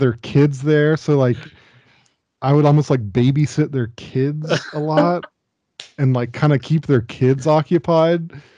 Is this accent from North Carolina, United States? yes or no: no; Dayton, Ohio, United States; where I grew up, Dayton, Ohio